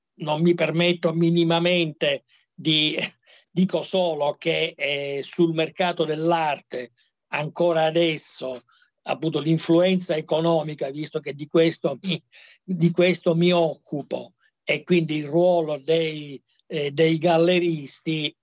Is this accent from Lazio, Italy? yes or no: no; Palermo, Sicily, Italy; moved away; come palermitano